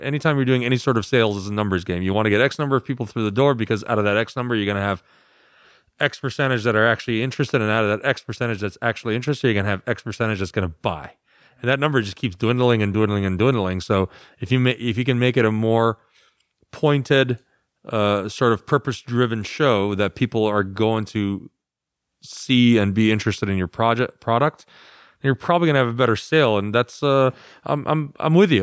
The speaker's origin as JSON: {"language": "English", "country": "United States", "said": "I'm the American"}